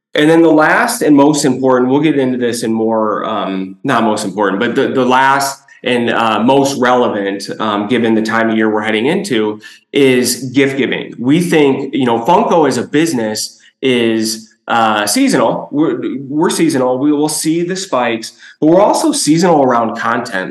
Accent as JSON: {"language": "English", "town": "Chicago", "region": "Illinois", "country": "United States", "tie": "born or raised there", "said": "born and raised in Chicago, a kid in the 90s"}